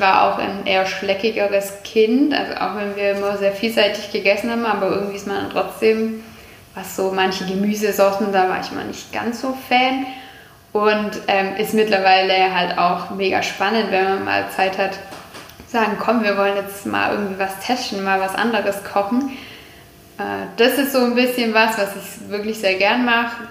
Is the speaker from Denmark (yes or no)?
no; Kuppingen, Baden-Württemberg, Germany; also born or lived in Jettingen; now in Herrenberg, Germany; man ist im Teilort aufgewachsen und ich bin absolute Kuppingerin